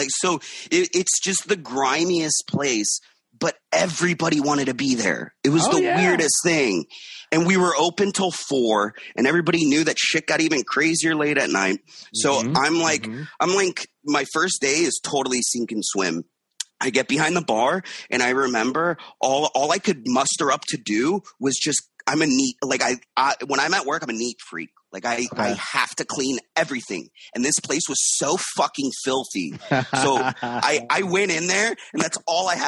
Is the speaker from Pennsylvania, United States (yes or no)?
no; Miami, Florida, United States; now in New York, United States; I'm from Miami, and okay. my parents had a Quiznos back in Miami